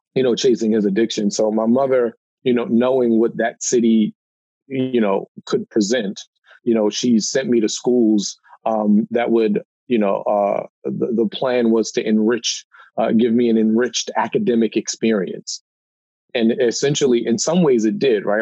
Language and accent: English; Baltimore, Maryland, United States; I grew up in Baltimore, uh, you know, one of the most dangerous cities in America